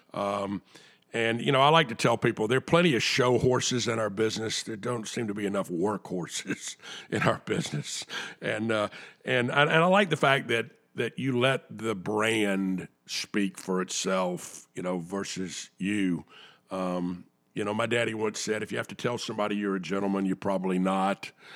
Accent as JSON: {"language": "English", "town": "Atlanta", "region": "Georgia", "country": "United States", "tie": "born or raised there", "said": "I'm an Atlanta boy. Uh, I grew up in Atlanta"}